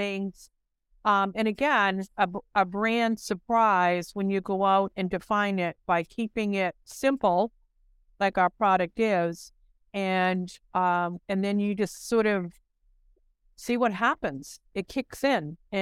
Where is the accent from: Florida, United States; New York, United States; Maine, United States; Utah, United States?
Maine, United States; growing up in Maine